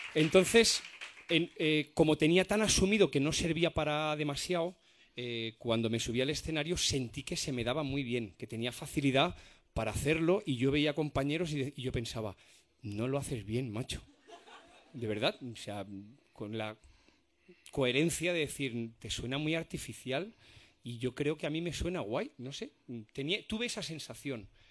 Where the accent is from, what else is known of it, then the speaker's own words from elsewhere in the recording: Spain; los españoles